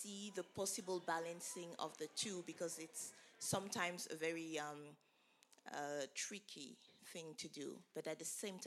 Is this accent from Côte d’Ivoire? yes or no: yes; Abidjan, Côte d’Ivoire; moved away; I grew up in Abidjan